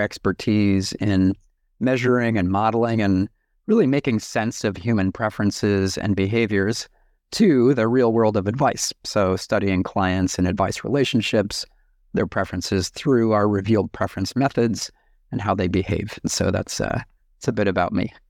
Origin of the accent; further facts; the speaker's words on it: United States; moved away as an adult; now in New Zealand; I'm an American, but I live in New Zealand